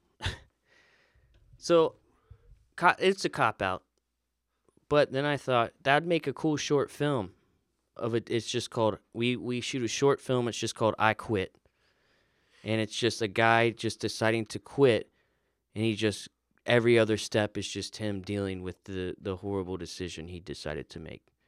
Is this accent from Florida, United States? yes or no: yes; Florida, United States; I grew up in Florida